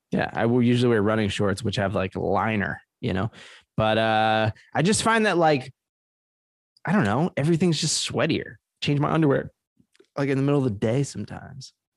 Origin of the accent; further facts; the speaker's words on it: Trenton, New Jersey, United States; moved away; I was born in Trenton, New Jersey. That's my home city, the capital of New Jersey.